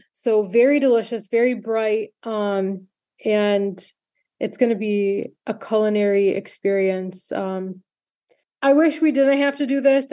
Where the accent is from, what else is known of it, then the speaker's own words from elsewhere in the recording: Michigan, United States; I'm so grateful to live in Michigan, my home state